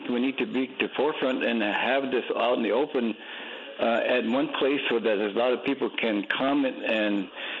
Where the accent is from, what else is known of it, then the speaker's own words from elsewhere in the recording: Eagle Butte, South Dakota, United States; I'm from Cheyenne River, Sioux Tribe, Eagle Butte, South Dakota